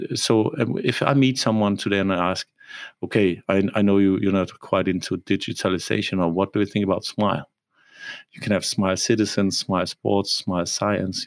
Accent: Copenhagen, Capital Region of Denmark, Denmark; moved away as an adult; also born or lived in Germany; now in Rostock, Germany; I was born in Copenhagen and lived there for 20 years, and then I went to Germany

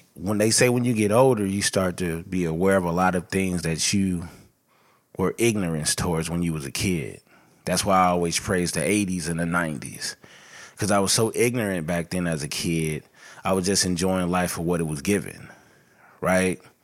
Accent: Los Angeles, California, United States; I was born and raised in South L

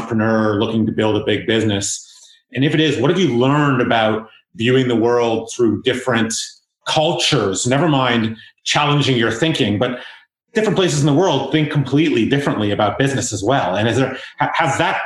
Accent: South Africa; now in Canada; I'm an immigrant from South Africa.

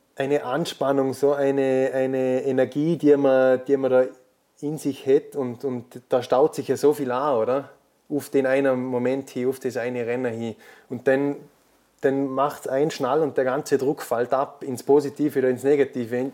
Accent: Austria; als Österreicher

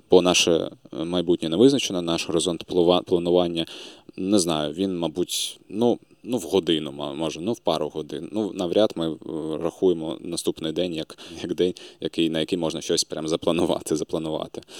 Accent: Crimea, Ukraine; а взагалі обов'язково записую в своїй регалії те, що я кримчанин.

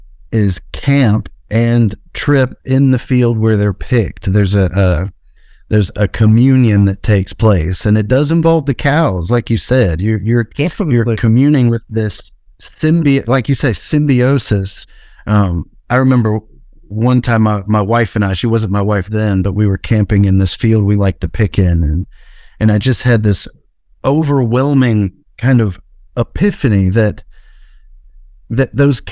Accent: Deep South, United States; My brother and I, you know, we were a lot like I imagined you and Terrence were. We grew up in the Deep South

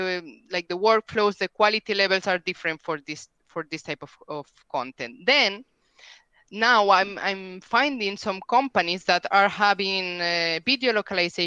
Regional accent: Spain; first language Spanish; English is a second language; I'm from Spain. I live in Spain. My native language is Spanish, as you can tell from my accent.

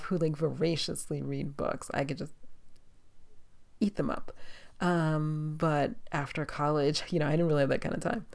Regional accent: New York City, New York, United States; now in Los Angeles, United States; I'm from New York City.

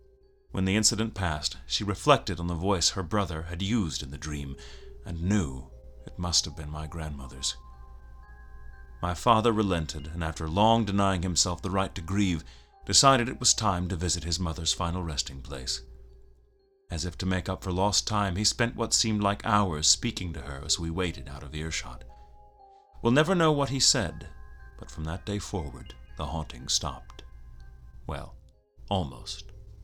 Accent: New York City, New York, United States; I grew up in the Bronx, in an old apartment building owned and operated by my maternal grandparents.

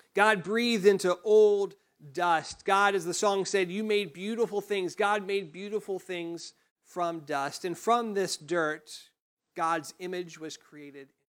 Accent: United States; growing up in Johnson County

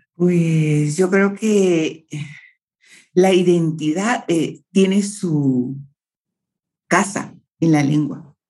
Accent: Guatemala; como Chapina me siento cómoda

